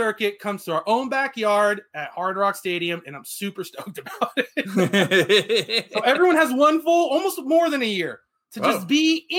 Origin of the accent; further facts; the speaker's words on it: United States; as an American.